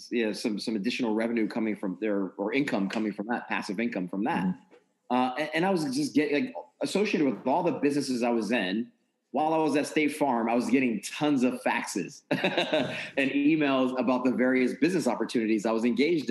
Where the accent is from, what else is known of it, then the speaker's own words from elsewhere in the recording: New York area, United States; moved away as an adult; now in Maryland, United States; I'm from the New York area.